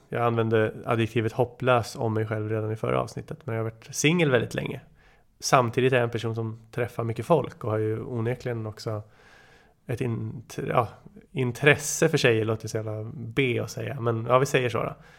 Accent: Nyköping, Södermanland, Sweden; där vi växte upp i Bryngelstorp, Nyköping.

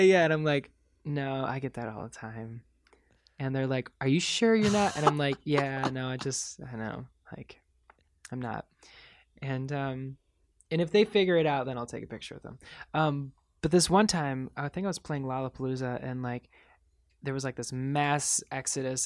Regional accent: Michigan, United States; growing up in Michigan

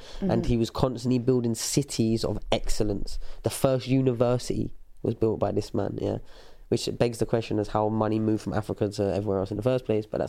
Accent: England, United Kingdom; it's hard to be proud of being English or British

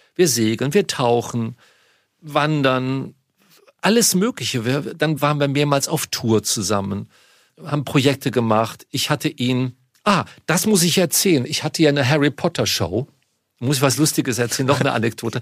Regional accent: Munich, Bavaria, Germany; moved away; in München, meine Heimatstadt

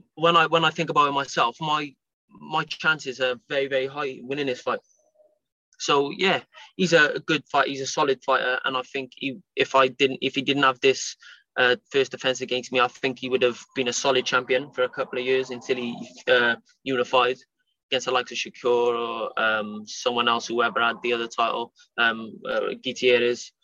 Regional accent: Cardiff, Wales, United Kingdom; It's in Cardiff, um, my hometown

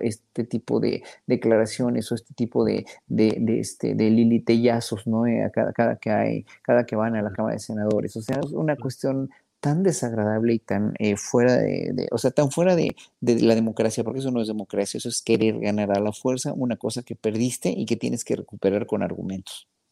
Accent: Mexico; nos pagaban a los solistas mexicanos

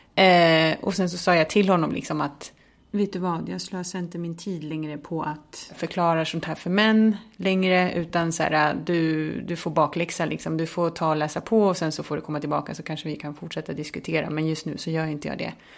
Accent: Märsta, Stockholm County, Sweden; born or raised there; moved away as an adult; also born or lived in Chile / Södermalm, Stockholm; now in Malmö, Sweden

